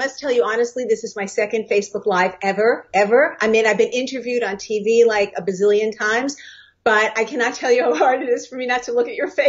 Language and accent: English; New York City, New York, United States; moved away as an adult; also born or lived in Los Angeles; So I was born and raised in New York City. Both of my parents were in the garment center.